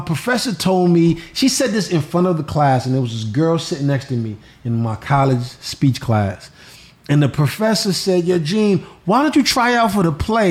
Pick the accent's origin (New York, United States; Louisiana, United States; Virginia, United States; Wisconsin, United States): New York, United States; moved away as an adult; also born or lived in Los Angeles; now in Florida, United States; I still rep New York because it's in my blood. I left so late.